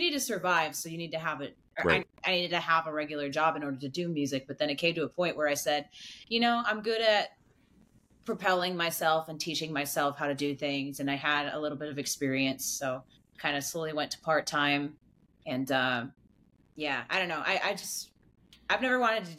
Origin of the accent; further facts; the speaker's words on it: Michigan, United States; moved away; We're originally from Michigan